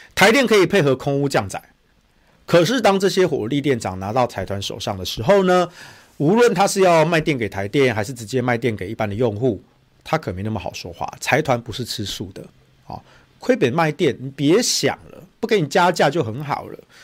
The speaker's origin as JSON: {"language": "Chinese", "region": "Taichung", "country": "Taiwan", "said": "你干嘛离我们台中人死活啊"}